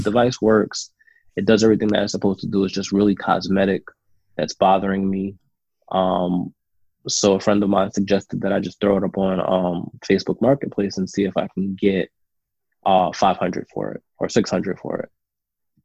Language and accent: English; New York, United States; I was growing up in New York.